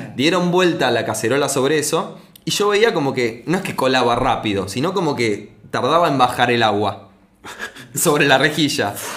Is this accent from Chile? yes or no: no; Argentina; soy argentino